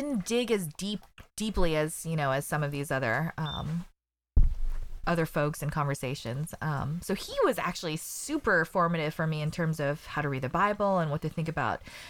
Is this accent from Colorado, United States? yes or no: yes; Colorado Springs, Colorado, United States; I grew up in Colorado Springs